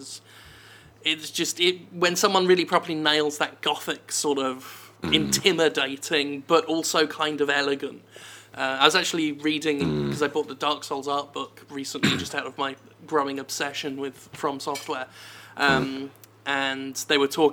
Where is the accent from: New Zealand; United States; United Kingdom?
United Kingdom; Erith, London; I grew up in a town called Erith, which is actually in a book of Britain's worst places to live.